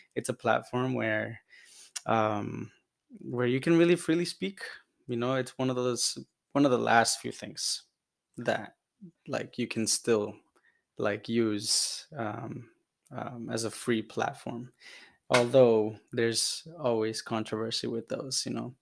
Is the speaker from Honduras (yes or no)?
yes; Honduras; now in United States; I'm from Honduras, originally born there, migrated to the U S in two thousand five